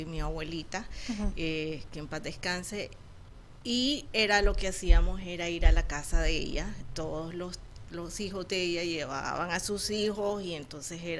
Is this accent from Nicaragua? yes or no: yes; Nicaragua; now in Arizona, United States